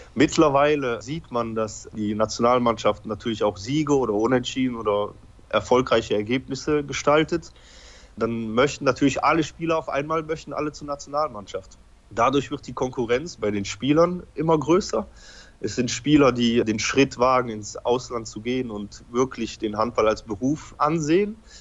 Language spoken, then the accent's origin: German; Belgium; also born or lived in Poland; Ich bin in Polen geboren. Ich war ungefähr dreieinhalb Jahre alt, als ich nach Belgien gekommen bin.